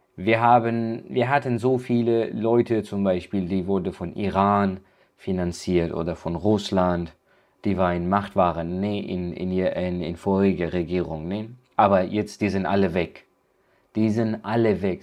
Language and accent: German; Afghanistan; German is a second language; now in Germany